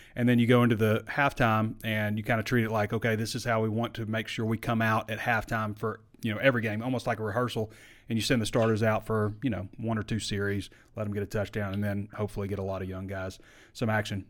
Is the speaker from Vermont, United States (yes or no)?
no; Sheridan, Arkansas, United States; I'm from Sheridan